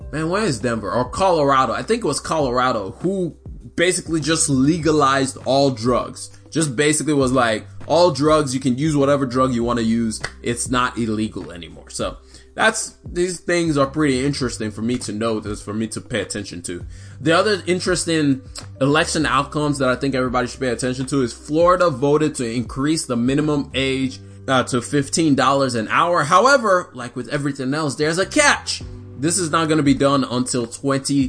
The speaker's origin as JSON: {"language": "English", "country": "Nigeria", "moved": "yes", "lives_now": "United States", "said": "I'm Nigerian, I was not born here, I finally just got the right to vote"}